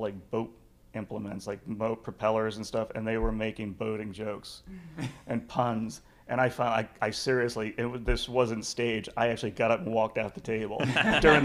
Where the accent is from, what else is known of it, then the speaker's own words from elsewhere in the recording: Pennsylvania, United States; I'm from Pennsylvania